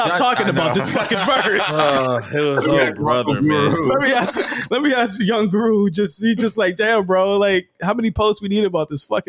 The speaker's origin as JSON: {"language": "English", "region": "Virginia", "country": "United States", "said": "I'm from Virginia"}